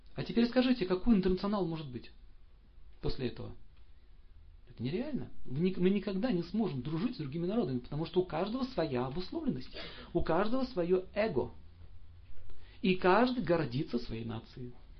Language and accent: Russian; Saint Petersburg, Russia; я родился в Ленинграде